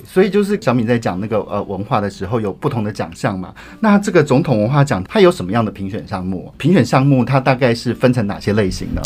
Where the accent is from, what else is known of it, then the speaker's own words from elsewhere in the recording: Taichung, Taiwan; 因为我又来自台中嘛